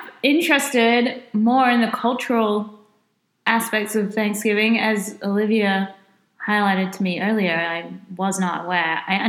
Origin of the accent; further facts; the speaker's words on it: United Kingdom; moved away as an adult; now in United States; I'm British.